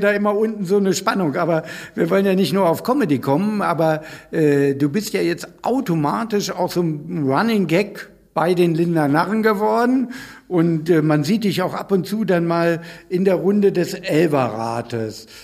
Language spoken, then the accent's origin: German; Northern Germany, Germany; Ich als Norddeutscher